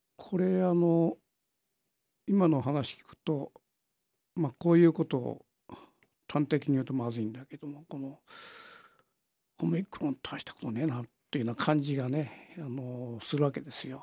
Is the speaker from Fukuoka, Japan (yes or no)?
yes; Kitakyushu, Fukuoka, Japan; 福岡県の門司港なんですよ